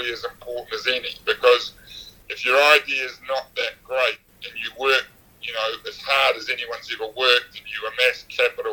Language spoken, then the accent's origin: English; Upper Hutt, Wellington, New Zealand; moved away; I grew up in Upper Hutt, felt very claustrophobic in Upper Hutt